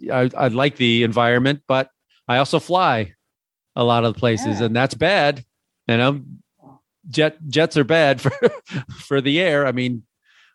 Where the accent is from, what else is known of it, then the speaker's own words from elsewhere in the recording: Illinois, United States; I grew up in the Midwest. I grew up in Illinois